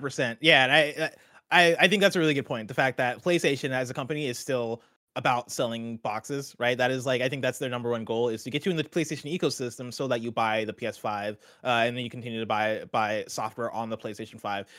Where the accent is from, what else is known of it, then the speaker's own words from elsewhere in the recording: Champaign, Illinois, United States; I grew up in Champaign, Illinois.